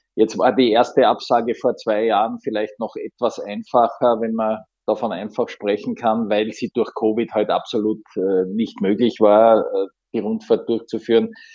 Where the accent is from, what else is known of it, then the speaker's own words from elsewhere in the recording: Graz, Styria, Austria; meine Heimatstadt Graz